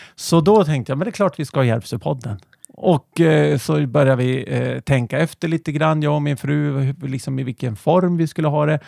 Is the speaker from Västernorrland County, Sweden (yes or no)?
yes; Härnösand, Västernorrland County, Sweden; also born or lived in Nyköping; now in Järvsö, Sweden; vi är från Härnösand ursprungligen